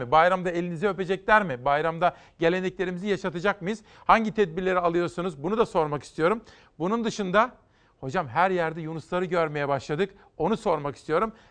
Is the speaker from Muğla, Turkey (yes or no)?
no; Simav, Kütahya, Turkey; ben Simavlıyım. Simav, Gediz, Şapane